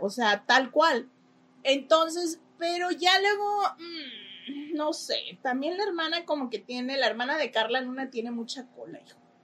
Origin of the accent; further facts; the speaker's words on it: Mexico; now in Los Angeles, United States; Como buena mamá mexicana